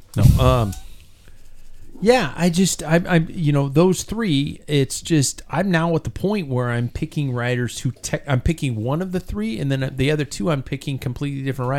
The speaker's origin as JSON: {"language": "English", "country": "United States", "said": "I'm American."}